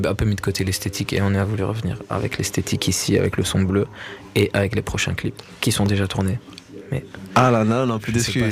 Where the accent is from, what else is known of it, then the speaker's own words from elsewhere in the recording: Liège, Wallonia, Belgium; also born or lived in Verviers; moi, je viens de Verviers. Ok. Liège plus en général, parce que je, suis pas, pas grandi à Verviers, mais euh, voilà, c'est le 4000, tu vois.